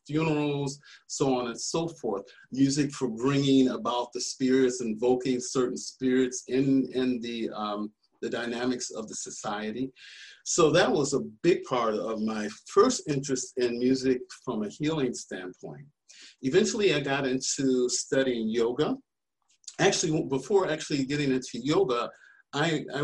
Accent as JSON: {"language": "English", "region": "Michigan", "country": "United States", "tie": "born or raised there", "also_born_or_lived": "Bloomington, Indiana", "moved": "as an adult", "said": "I grew up in Michigan"}